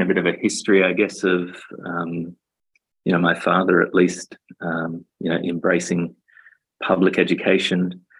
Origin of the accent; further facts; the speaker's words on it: Australia; basically grew up in Australia